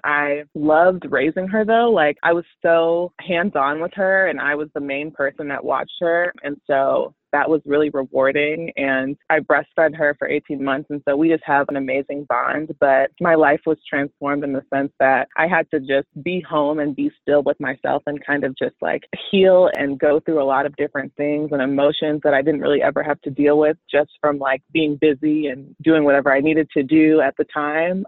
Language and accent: English; Chicago, Illinois, United States; also born or lived in Houston, Texas; I am from Chicago